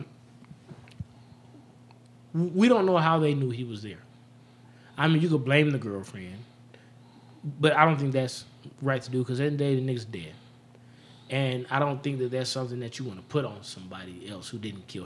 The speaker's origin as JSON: {"language": "English", "town": "Las Vegas", "region": "Nevada", "country": "United States", "said": "I ain't from Cali, but I'm from the West Coast, man. I'm from Las Vegas"}